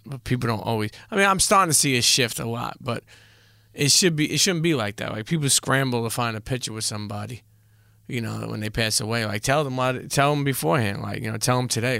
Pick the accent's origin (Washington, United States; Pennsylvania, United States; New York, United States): New York, United States; New York City; I grew up in Coney Island, and then I grew up in Bensonhurst, so I grew up in best of both worlds.